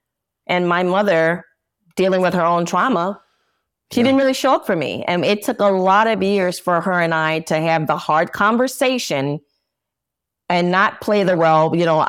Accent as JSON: {"language": "English", "town": "New Orleans", "region": "Louisiana", "country": "United States", "said": "New Orleans."}